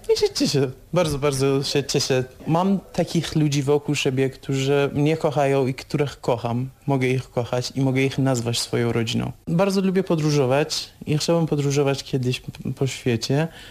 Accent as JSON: {"language": "Polish", "country": "Iran", "second_language": "Polish", "moved": "as an adult", "lives_now": "Poland"}